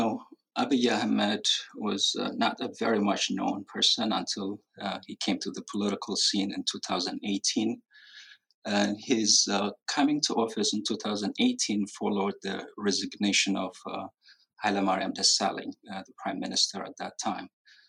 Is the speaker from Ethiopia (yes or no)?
yes; Ethiopia; now in New York, United States; I'm a practicing physician and residing currently in New York. And I'm from Ethiopia. And my relationship with the Oromo protest movement is just like any other Ethiopian with an Oromo background.